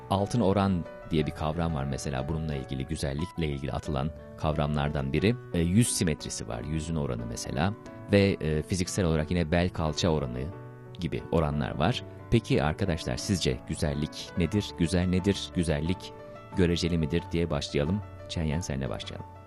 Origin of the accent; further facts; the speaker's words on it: Turkey; benim bir Türk olarak